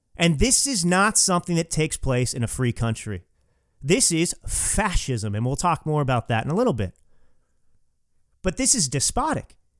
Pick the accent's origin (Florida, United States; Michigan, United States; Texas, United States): Texas, United States; moved away as an adult; also born or lived in California; now in Napa Valley, United States; I grew up in Texas, but I came out to California, uh, when I was eighteen years old